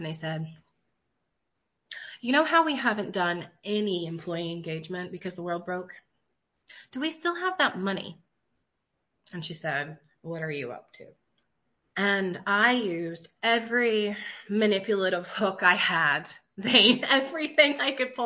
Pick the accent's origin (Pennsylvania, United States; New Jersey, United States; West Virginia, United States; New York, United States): West Virginia, United States; I'm from Appalachia, so I'm from West Virginia.